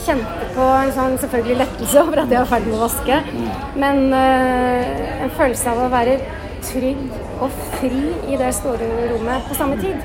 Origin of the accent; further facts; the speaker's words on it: Bærum, Akershus, Norway; jeg vokste opp i Jar kirke